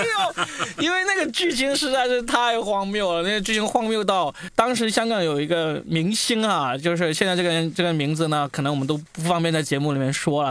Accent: Guangdong, China; 我广东人嘛

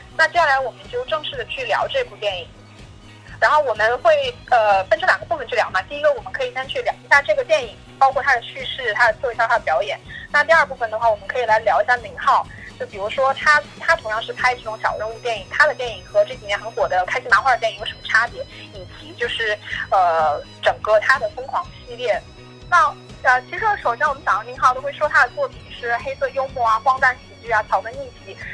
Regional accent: China; 我们中国人碰到的解决不了的问题的时候，我们就推给酒

